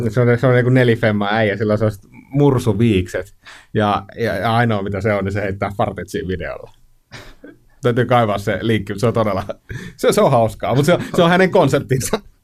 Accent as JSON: {"language": "Finnish", "region": "Kainuu", "country": "Finland", "said": "mä itse Kainuusta kotoisin"}